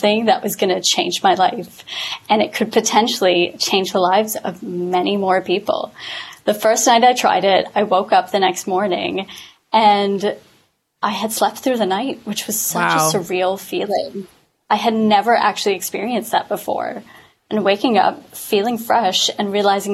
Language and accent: English; Canada; now in London, United Kingdom; I am a Canadian living in London